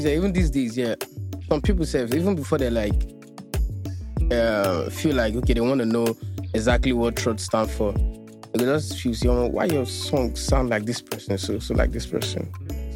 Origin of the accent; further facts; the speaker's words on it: Lagos, Nigeria; also born or lived in Alagbado, Lagos; I was actually born in Alagbado, Mero. But I stayed with my grandma in Mushin, like from primary school through secondary school.